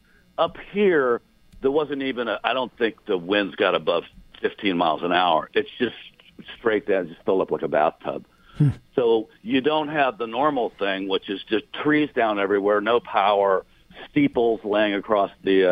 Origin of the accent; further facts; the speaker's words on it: Houston, Texas, United States; Okay, so if you're born and raised in Houston, and you have no concept of what a basement is